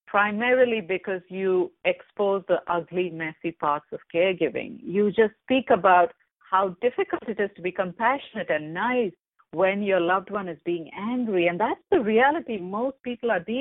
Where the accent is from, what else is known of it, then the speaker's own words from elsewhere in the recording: India; moved away; I come from India